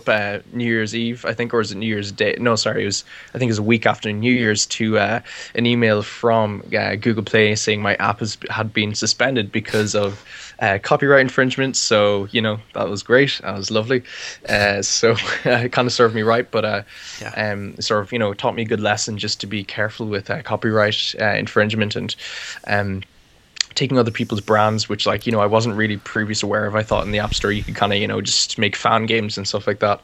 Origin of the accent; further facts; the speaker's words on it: Ireland; I'm from Ireland, and I live in the middle of nowhere